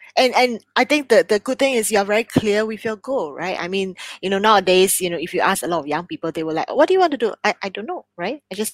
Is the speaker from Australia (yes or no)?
no; Singapore; this bilingualism that, you know, we all Singaporeans grew up